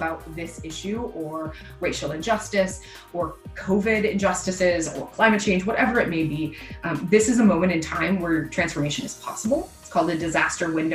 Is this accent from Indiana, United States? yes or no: yes; Indiana, United States; moved away as an adult; also born or lived in East Coast; now in Ann Arbor, United States; So I'm a Midwesterner. I grew up in Indiana